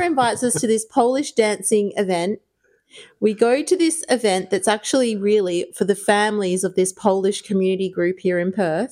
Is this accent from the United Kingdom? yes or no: no; Ireland; I grew up in Ireland